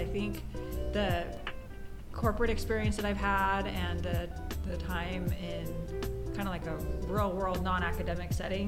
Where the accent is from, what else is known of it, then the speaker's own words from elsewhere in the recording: Southern California, United States; moved away as an adult; also born or lived in Hong Kong; now in Hawaii, United States; I'm from Southern California